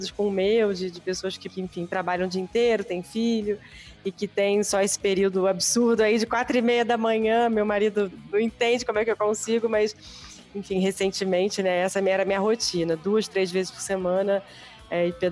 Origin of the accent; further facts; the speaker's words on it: Rio de Janeiro, Brazil; now in São Paulo, Brazil; Estou em São Paulo. Sou, não sou daqui, sou do Rio, mas moro em São Paulo já há bastante tempo. Dizem meus amigos que eu até já perdi o, quase todo o sotaque.